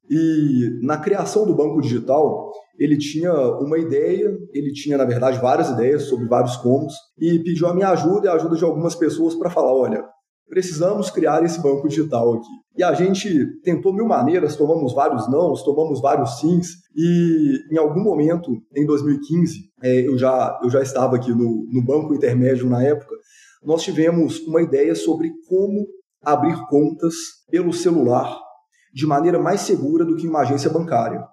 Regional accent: Belo Horizonte, Minas Gerais, Brazil; sou nascido e criado em Belo Horizonte

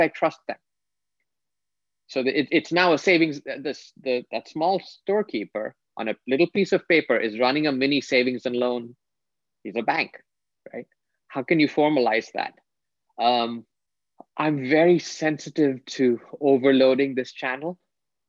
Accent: India; I grew up in India

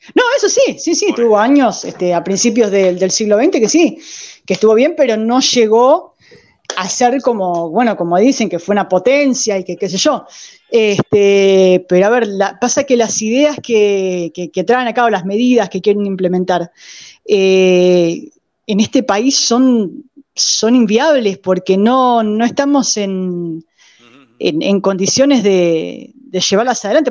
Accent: Argentina

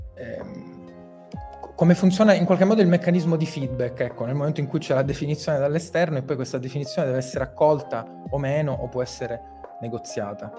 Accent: Sicily, Italy; da siciliano che praticamente non aveva quasi mai visto la neve più alta di 3 cm

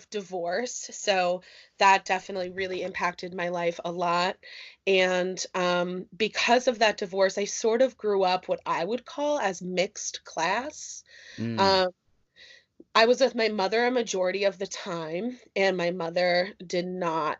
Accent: Northeast Pennsylvania, United States; moved away as an adult; I am originally from Northeast Pennsylvania. Since I left there for college, I have bounced around the United States a lot

